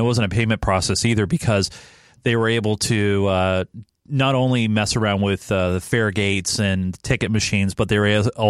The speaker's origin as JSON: {"language": "English", "region": "California", "country": "United States", "moved": "yes", "lives_now": "Seattle, United States", "said": "I'm originally from California"}